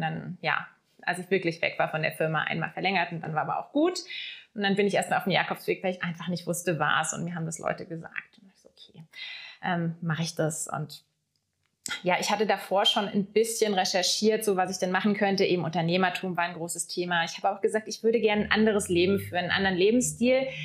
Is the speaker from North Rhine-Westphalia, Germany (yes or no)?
no; Lake Constance, Baden-Württemberg, Germany; moved away as an adult; also born or lived in Munich; now in Black Forest, Germany; ich bin am Bodensee aufgewachsen, ja. habe dort auch die ersten 19 Jahre bis zum Abitur verbracht.